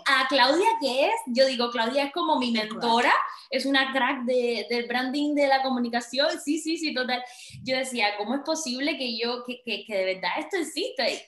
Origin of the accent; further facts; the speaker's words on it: Cuba; moved away as an adult; now in Valencia, Spain; yo salí de Cuba creo que por el año 2013 o 14